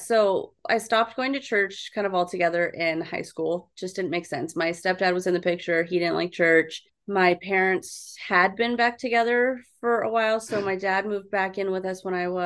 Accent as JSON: {"language": "English", "town": "San Diego", "region": "California", "country": "United States", "said": "I'm from San Diego"}